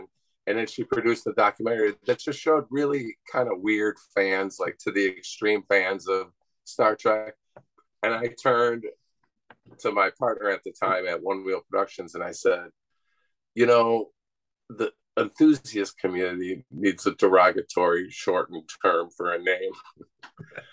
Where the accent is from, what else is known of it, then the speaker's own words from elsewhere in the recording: Elmwood Park, Illinois, United States; I'm from Elwood Park right next door